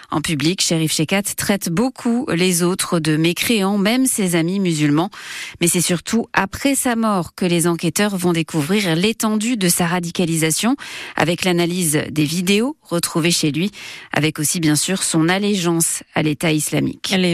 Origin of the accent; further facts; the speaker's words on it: Kosovo; now in France; Je suis rome du Kosovo et le Kosovo ne m'accepte pas en tant que rome. On est beaucoup discriminé là-bas.